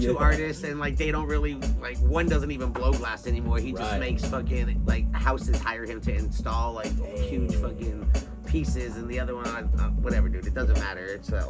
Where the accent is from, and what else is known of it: Los Angeles, California, United States; born or raised there; also born or lived in Israel